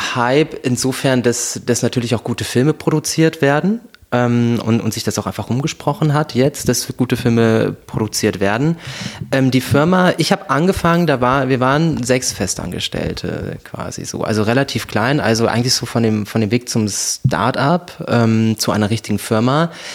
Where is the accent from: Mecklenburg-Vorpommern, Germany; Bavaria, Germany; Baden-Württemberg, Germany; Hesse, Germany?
Hesse, Germany; Kassel; also born or lived in Brandenburg / Frankfurt / Zurich; now in Berlin, Germany; Ich bin ursprünglich aus Kassel, geboren in Brandenburg